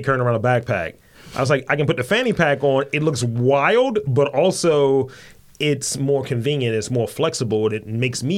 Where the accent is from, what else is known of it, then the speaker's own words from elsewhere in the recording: Baltimore, Maryland, United States; a lot of people don't think I'm from Baltimore. It's like, you know, I'm from East Baltimore.